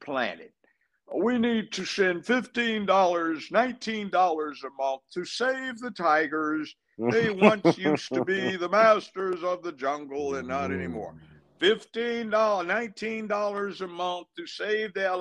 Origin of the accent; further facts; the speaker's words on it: Los Angeles, California, United States; moved away as an adult; now in Tennessee, United States; I grew up in Los Angeles, went to UCLA Law School